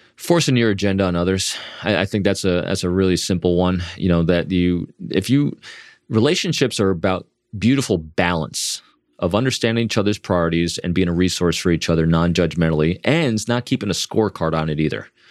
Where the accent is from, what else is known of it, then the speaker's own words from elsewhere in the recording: New York, United States; Me being an extrovert from the Northeast, as we were talking before, and I am from New York